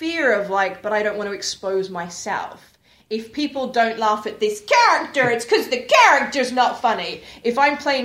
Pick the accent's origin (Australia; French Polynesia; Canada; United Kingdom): Australia; I'm Australian